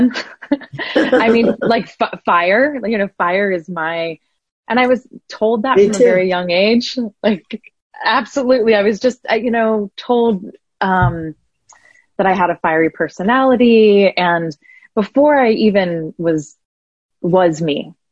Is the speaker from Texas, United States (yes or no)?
no; Columbus, Ohio, United States; I'm from the Midwest and the flattest, and, you know, it's a city of about 1 million people